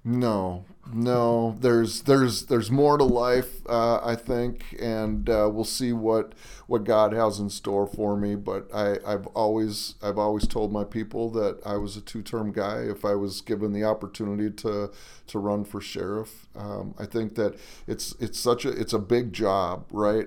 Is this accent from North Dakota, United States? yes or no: yes; Harvey, North Dakota, United States; moved away as an adult; now in Minnesota, United States; I was born in South Dakota and grew up in Harvey, North Dakota